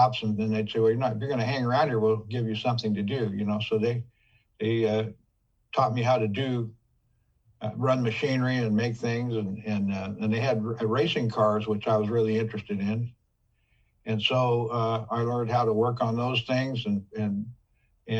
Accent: Oakland, California, United States; I was born in Oak Knoll Hospital in Oakland, California

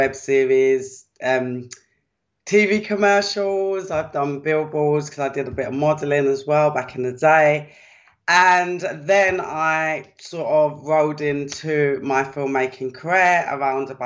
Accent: London, United Kingdom; I was brought up in Deptford, which used to be, I should say, quite a rough part of the UK in South London.

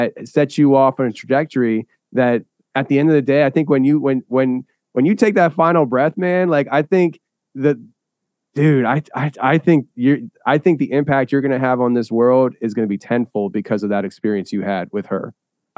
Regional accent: Philadelphia, Pennsylvania, United States; I'm from Philly

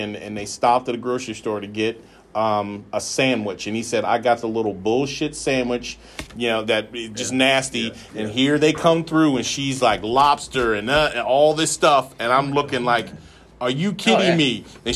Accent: South Carolina, United States; I'm from South Carolina

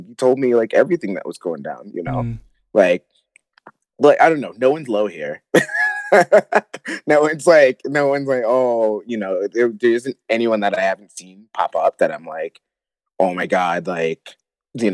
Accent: Detroit, Michigan, United States; moved away as an adult; also born or lived in Los Angeles / Calgary, Canada; now in Denver, United States; growing up in Detroit

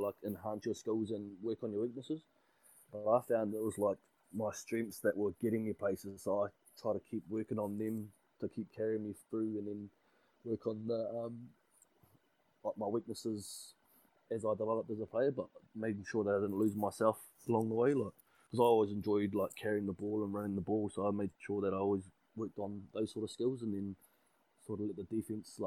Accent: Wellington, New Zealand; moved away as an adult; also born or lived in Bay of Plenty; I grew up in Wellington, born and bred from Wellington, played all my junior rugby for Huddle Boys Marist

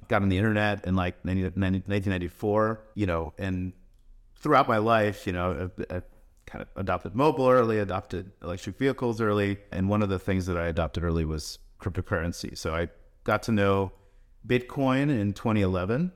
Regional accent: United States; also born or lived in Russia; We grew up here around New York, New Jersey

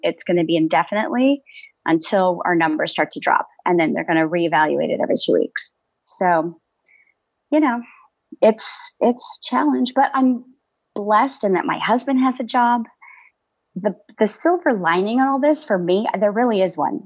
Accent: Tucson, Arizona, United States; I'm from Tucson, Arizona, born and raised out here

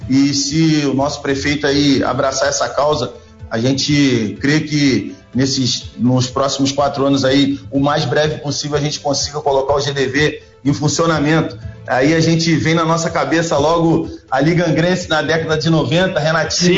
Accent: Angra dos Reis, Rio de Janeiro, Brazil; nascido e criado em Angra

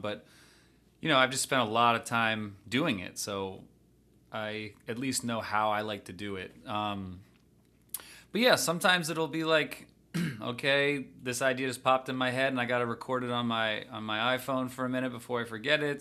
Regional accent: just outside Washington, D.C., a town in Maryland, United States; I grew up just outside Washington, D C, uh, in a town in Maryland

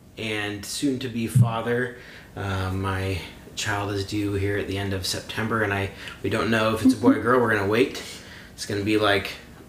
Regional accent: Astoria, Oregon, United States; I'm the local affiliate here today. I'm from Astoria, where we're recording.

